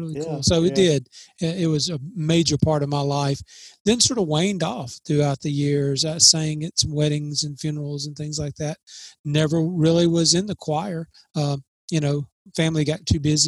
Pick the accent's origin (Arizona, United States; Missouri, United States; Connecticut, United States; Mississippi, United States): Mississippi, United States; New Hope; born or raised there